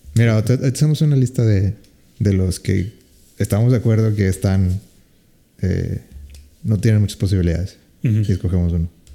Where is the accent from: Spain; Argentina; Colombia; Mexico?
Mexico; somos los mexicanos.